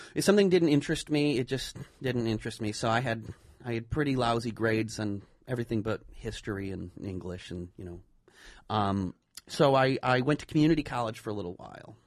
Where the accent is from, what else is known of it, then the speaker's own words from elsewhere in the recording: the Berkshires, Massachusetts, United States; I'm from the Berkshires